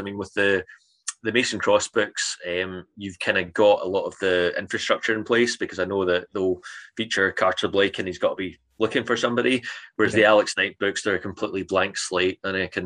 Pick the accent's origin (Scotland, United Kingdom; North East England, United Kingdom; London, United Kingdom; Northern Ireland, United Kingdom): Scotland, United Kingdom; Cambuslang; I grew up in Cambus Lang, and I remember going down to the old library there